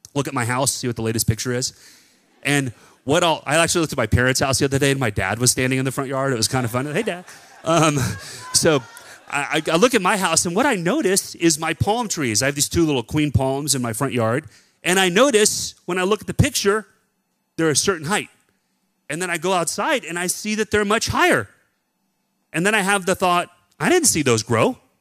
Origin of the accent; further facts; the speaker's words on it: Texas, United States; growing up in Texas